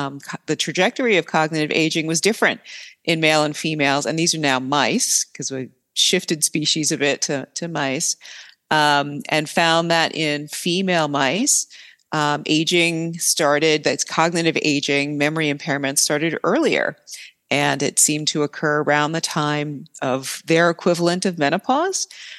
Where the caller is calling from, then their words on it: Milwaukee, Wisconsin, United States; I'm calling from the University of Wisconsin-Milwaukee in Milwaukee, Wisconsin.